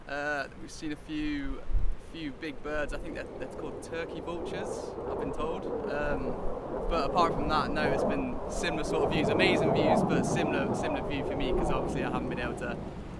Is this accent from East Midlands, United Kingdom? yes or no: yes; Nottingham, East Midlands, United Kingdom; moved away as an adult; also born or lived in Leeds; now in Falkland Islands; I'm 23. I'm from Nottingham. I graduated last summer from the University of Leeds.